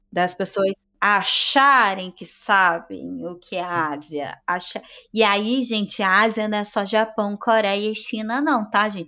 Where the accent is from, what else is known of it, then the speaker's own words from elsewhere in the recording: Brazil; eu sou brasileira